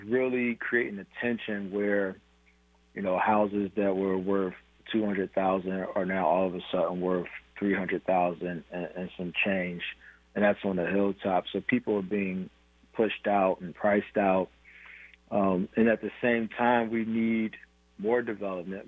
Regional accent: Philadelphia, Pennsylvania, United States; moved away as an adult; now in Tacoma, United States; I'm originally from Philadelphia, moved to the city of Tacoma um, when I was 25 years old

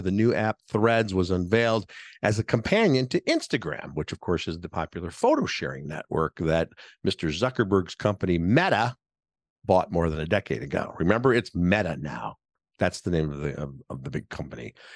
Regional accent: Chicago, Illinois, United States; I'm podcasting to you here from Chicago, my hometown.

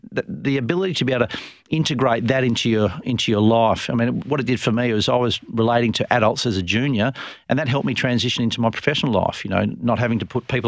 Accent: Dalwallinu, Western Australia, Australia; I grew up in Drilton

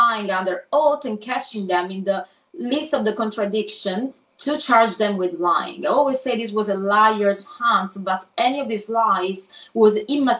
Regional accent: Italy; accent: Italian; English is a second language; moved away; my Italian accent

